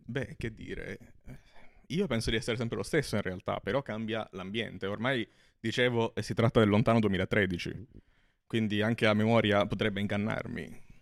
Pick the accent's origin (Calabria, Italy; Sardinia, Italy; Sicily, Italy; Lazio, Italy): Calabria, Italy; Soverato; moved away as an adult; Io sono di Soverato, che è un paese in provincia di Catanzaro